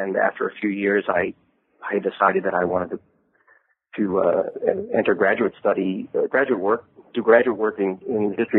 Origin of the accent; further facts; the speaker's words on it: Midwest, United States; I'm originally from the Midwest.